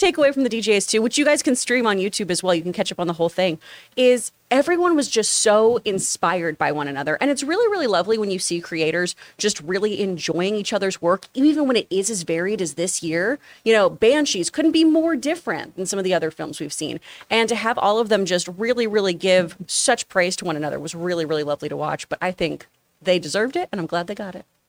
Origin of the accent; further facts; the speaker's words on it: the South, United States; when I grew up in the South